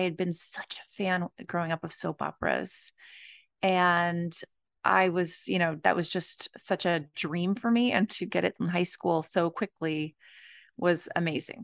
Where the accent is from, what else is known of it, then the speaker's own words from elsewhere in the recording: Los Angeles, California, United States; I grew up in the Los Angeles area